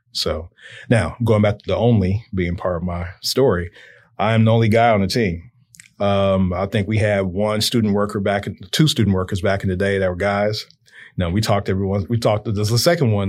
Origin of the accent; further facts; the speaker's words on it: Chicago, Illinois, United States; also born or lived in Indiana; I grew up in Chicago